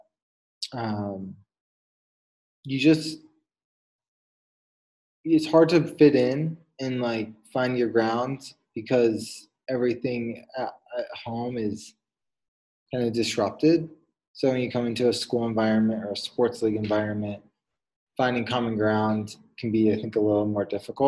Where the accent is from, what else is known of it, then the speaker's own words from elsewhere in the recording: Fairfax, Virginia, United States; I grew up right outside of Washington, D.C., Fairfax, Virginia area